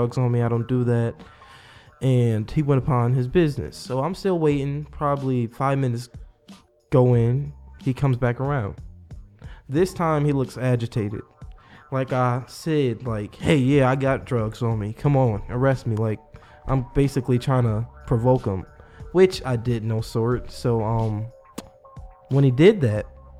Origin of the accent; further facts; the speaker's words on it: Buffalo, New York, United States; I've lived there mostly all my life